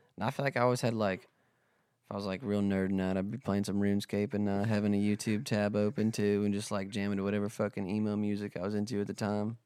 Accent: South Dakota, United States; also born or lived in Nashville, Tennessee; now in Texas, United States; I'm from South Dakota

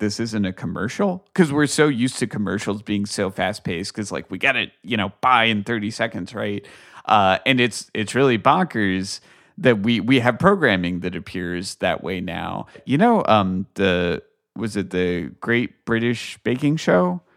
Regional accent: United States; as an American

